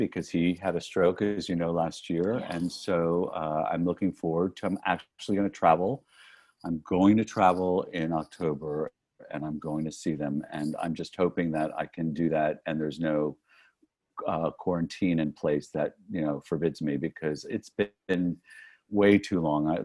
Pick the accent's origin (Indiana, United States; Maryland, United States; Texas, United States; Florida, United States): Florida, United States; North Miami Beach; moved away as an adult; I grew up in North Miami Beach, Florida, which is in Dade County, Florida